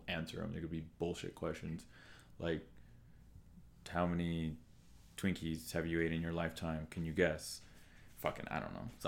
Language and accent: English; Utah, United States; We're from Utah.